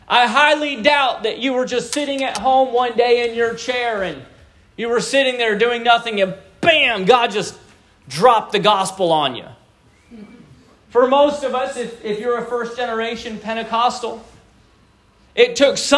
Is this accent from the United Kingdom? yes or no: no; Japan; born there; So I was born in Japan.